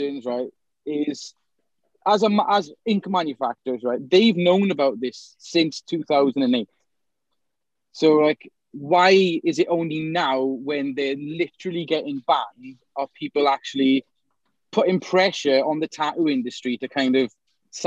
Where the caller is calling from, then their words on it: South Wales, United Kingdom; I'm calling from South Wales